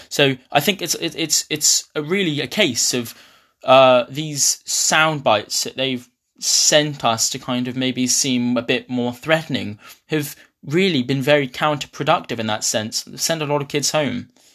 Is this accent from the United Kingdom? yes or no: yes; Ipswich, East of England, United Kingdom; moved away as an adult; now in Glasgow, United Kingdom; I'm from Ipswich